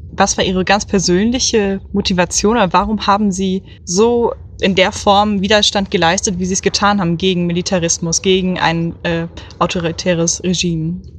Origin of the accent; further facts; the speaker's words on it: Dresden, Saxony, Germany; ich komme aus Dresden.